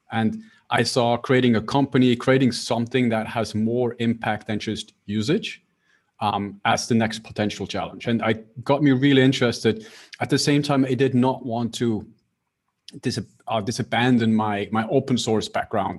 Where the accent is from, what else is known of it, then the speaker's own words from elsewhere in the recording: Switzerland; I'm based in Switzerland, so I grew up in Switzerland